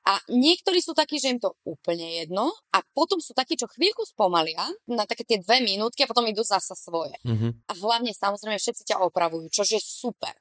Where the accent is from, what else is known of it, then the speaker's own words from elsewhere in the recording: eastern Slovakia, Slovakia; moved away; my sme všetci z východu